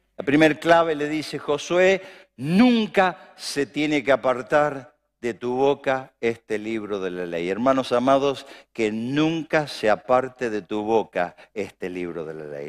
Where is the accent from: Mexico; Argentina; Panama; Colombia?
Argentina; Acá vamos a prosperar en Argentina, en mi tierra, en mi ciudad